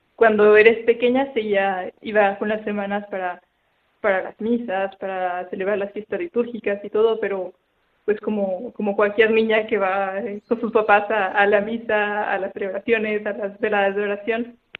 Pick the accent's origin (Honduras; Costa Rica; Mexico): Mexico; Saltillo, Coahuila; moved away; yo soy de Saltillo, es el norte de México.